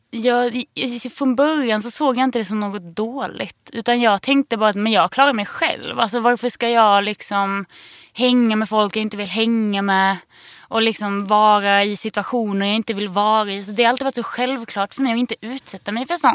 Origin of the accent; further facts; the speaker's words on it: Sölvesborg, Blekinge, Sweden; moved away; also born or lived in Lund / Torna Hällestad; jag bodde ju med min mamma då i Sölvesborg